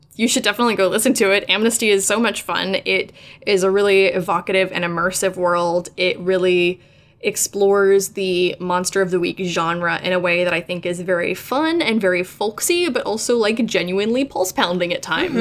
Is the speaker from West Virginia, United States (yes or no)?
yes; Morgantown, West Virginia, United States; moved away as an adult; native West Virginian, I was born and raised in Morgantown for the first 18 years of my life, and I only left when I went to go to college